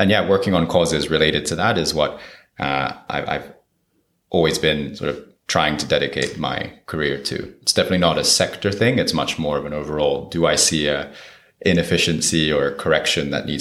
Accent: Japan; moved away as an adult; also born or lived in Brazil; I'm from Japan

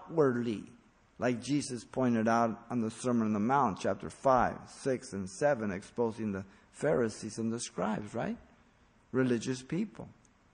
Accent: Mexico City, Mexico; moved away; I was raised a Catholic. I was born in Mexico City.

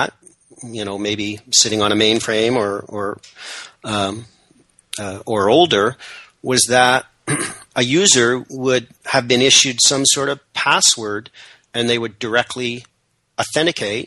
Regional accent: Canada; I'm Canadian, proudly so, if somewhat apologetically

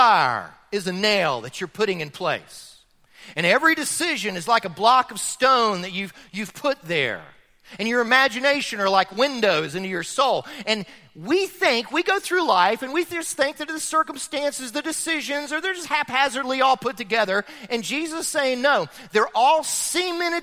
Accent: Florida, United States; now in Chattanooga, United States; I grew up in Florida

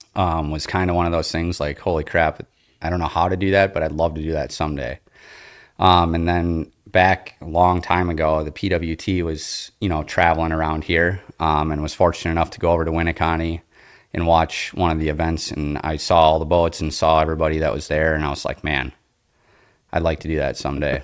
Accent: Appleton, Wisconsin, United States; I grew up here in the Fox Cities in Appleton

